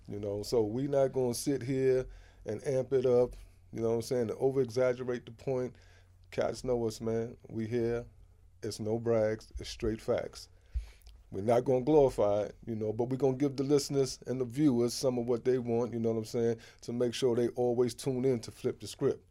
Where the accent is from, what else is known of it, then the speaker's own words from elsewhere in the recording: New York City, New York, United States; also born or lived in Harlem; all of my life has been in Queens.